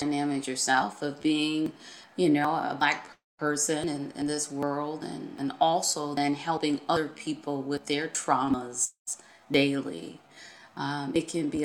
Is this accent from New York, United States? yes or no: yes; Buffalo, New York, United States; I grew up on Buffalo's East Side, and I'm proud to say that.